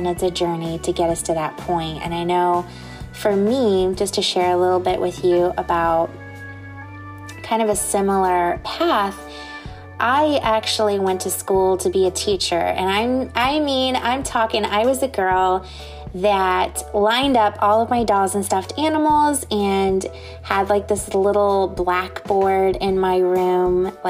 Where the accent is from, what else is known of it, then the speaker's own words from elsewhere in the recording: Indiana, United States; now in Southwest Florida, United States; I'm originally from Indiana